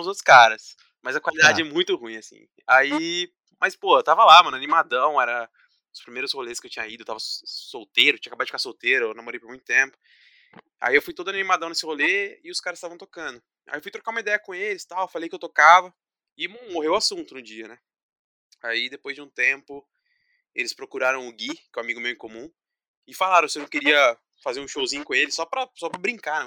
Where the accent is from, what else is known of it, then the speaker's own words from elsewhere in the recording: Paulínia, São Paulo, Brazil; sou aqui da cidade de Paulínia, aqui do lado de Campinas